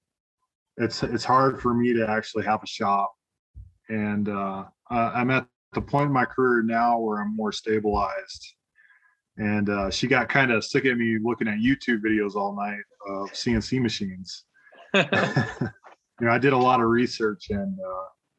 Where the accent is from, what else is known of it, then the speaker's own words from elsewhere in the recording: South Dakota, United States; moved away as an adult; also born or lived in Georgia / Kansas; now in Colorado Springs, United States; I'm originally from South Dakota